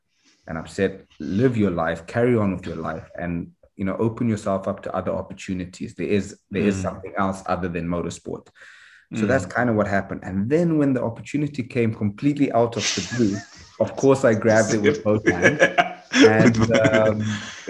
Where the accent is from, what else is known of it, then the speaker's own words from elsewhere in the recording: Harare, Zimbabwe; Obviously, I grew up in Harare